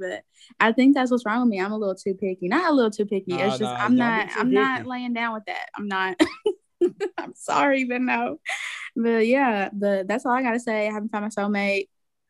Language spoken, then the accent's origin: English; Eastern Kentucky, United States; Yeah, I told y'all I'm from Eastern Kentucky.